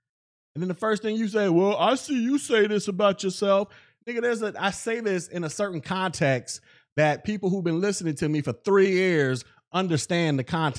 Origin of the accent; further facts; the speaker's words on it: Florida, United States; I'm from Florida.